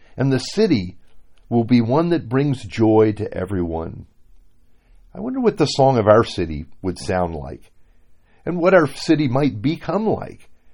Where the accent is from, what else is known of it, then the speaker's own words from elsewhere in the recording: Miami, Florida, United States; moved away as an adult; my hometown, Miami